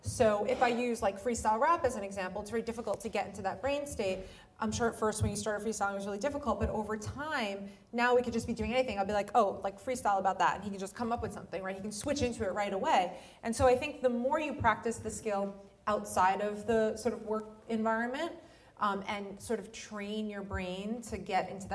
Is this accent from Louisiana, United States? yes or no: no; New York, United States; also born or lived in United Kingdom; I'm a New Yorker. Like, I come from the Northeast